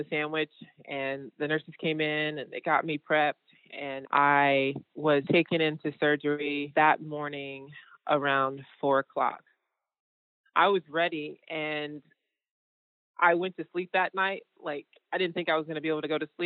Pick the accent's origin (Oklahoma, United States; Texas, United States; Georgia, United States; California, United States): Georgia, United States; I am a painter from Georgia